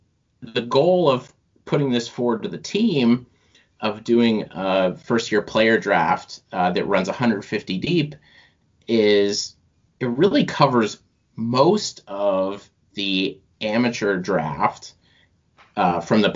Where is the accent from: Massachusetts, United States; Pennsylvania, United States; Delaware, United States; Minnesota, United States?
Massachusetts, United States; now in upstate New York, United States; I grew up in Massachusetts